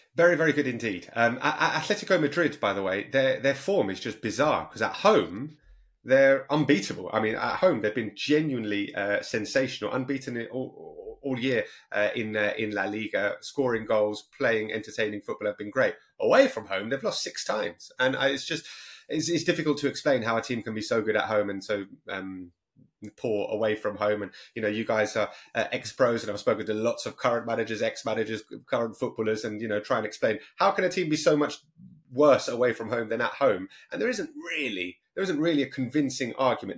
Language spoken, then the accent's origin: English; London, United Kingdom; I'm from North London